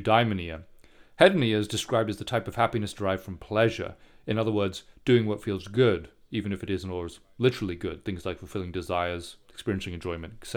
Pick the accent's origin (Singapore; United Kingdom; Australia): Singapore; I grew up in Singapore